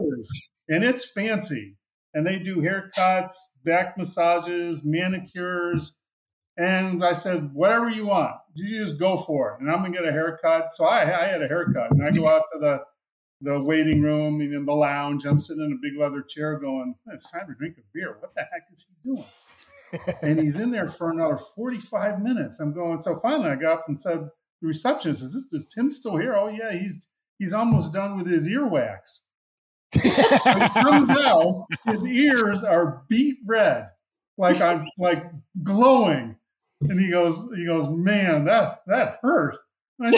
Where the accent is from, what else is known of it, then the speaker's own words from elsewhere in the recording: Western New York, United States; moved away; I grew up in Western New York